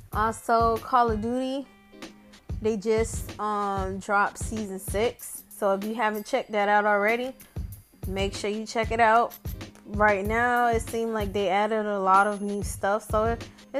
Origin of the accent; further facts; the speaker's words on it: Miami, Florida, United States; I'm from Miami